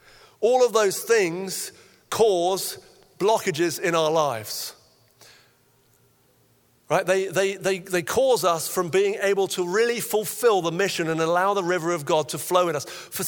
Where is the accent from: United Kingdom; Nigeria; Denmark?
Nigeria; When I was about 9, I had a friend growing up in Nigeria as a missionary kid